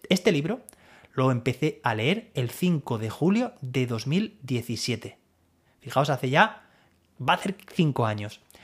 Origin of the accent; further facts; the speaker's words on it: Alicante, Valencian Community, Spain; Yo soy de Alicante